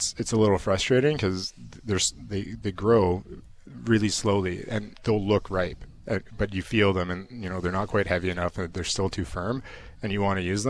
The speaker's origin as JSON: {"language": "English", "town": "Edmonton", "region": "Alberta", "country": "Canada", "tie": "born or raised there", "said": "From Edmonton."}